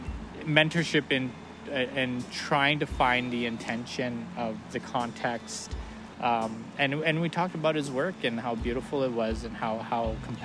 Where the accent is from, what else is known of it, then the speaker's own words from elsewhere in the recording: Saskatchewan, Canada; also born or lived in Banff; now in Calgary, Canada; I'm from Soto First Nation, Saskatchewan. I'm Plains